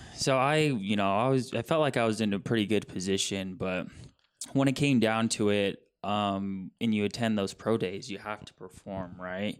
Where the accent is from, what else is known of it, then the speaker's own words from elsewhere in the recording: Billings, Montana, United States; I'm a Montana kid, born and raised in Billings, Montana.